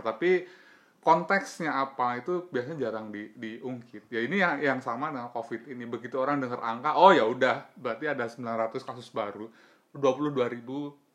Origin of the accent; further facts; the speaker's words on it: Java, Indonesia; also born or lived in Banten / Surabaya; gue sendiri sebagai orang Jawa